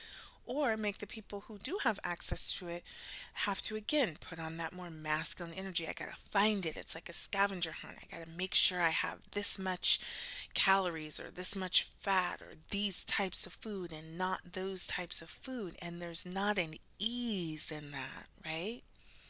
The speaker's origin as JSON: {"language": "English", "country": "United States", "said": "my own lineage as Black American, those of us who were born on the water, as we say, and, you know, America is our home, it is our country"}